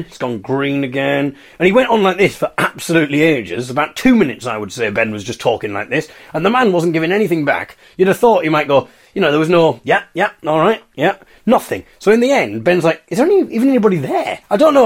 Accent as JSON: {"language": "English", "town": "Hartlepool", "region": "North East England", "country": "United Kingdom", "said": "I come from Hartlepool."}